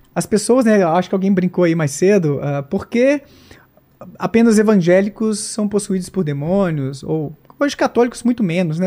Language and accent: Portuguese; Bom Despacho, Minas Gerais, Brazil; Bom Despacho, minha terra natal, interior de Minas